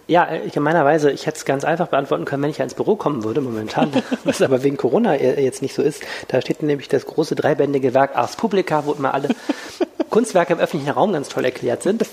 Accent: Wuppertal, North Rhine-Westphalia, Germany; nicht gebürtiger Düsseldorfer, sondern Wuppertaler

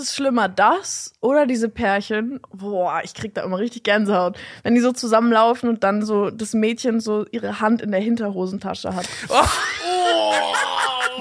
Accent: Berlin, Germany; also born or lived in Schöneberg, Berlin; Also ich komme äh, ursprünglich aus Steglitz

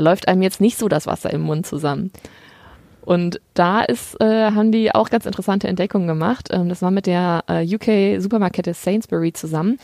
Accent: Germany; bei uns in Deutschland

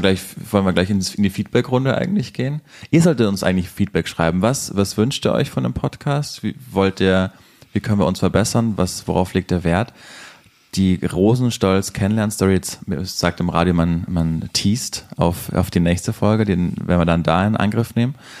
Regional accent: rural Bavaria, Germany; moved away; ich bin auch sehr ländlich in Bayern aufgewachsen

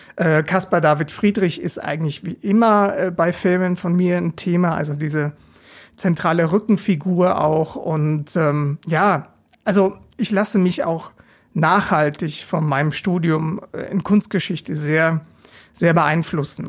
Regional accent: Regensburg, Bavaria, Germany; moved away as an adult; now in Mainz, Germany; ich lebe in Mainz, bin aber gebürtiger Regensburger

